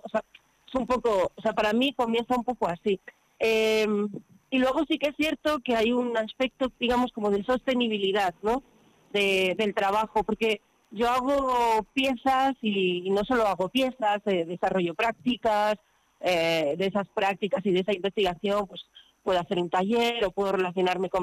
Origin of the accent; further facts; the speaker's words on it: Covarrubias, Castile and León, Spain; also born or lived in Madrid; now in Barcelona, Spain; yo en realidad soy de Covarrubias